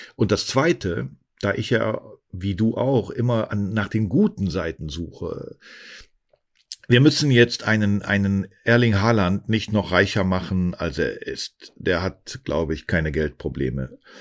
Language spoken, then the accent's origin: German; a small town near Cologne, North Rhine-Westphalia, Germany; moved away; ich komm aus einem kleinen Ort in der Nähe von Köln